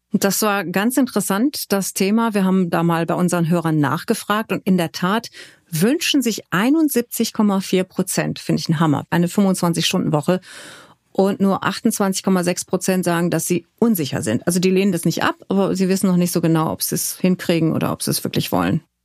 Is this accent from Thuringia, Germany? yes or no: no; Hückeswagen, North Rhine-Westphalia, Germany; also born or lived in Cologne; Hückeswagen, das ist im Rheinland.